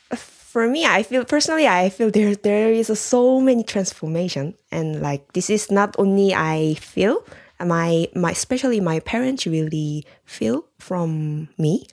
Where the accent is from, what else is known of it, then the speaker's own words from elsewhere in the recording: South Korea; moved away; I'm from Korea